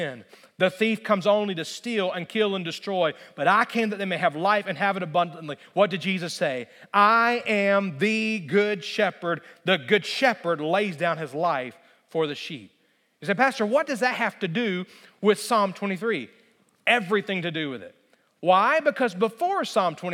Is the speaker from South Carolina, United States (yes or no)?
no; Alabama, United States; moved away; I grew up in Alabama, and I grew up until I was 15 years old on a small kind of hobby farm